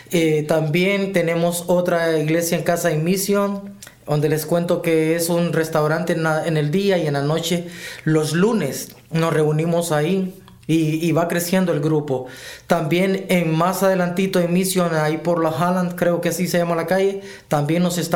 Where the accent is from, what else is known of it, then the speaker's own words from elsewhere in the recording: Honduras; soy hondureño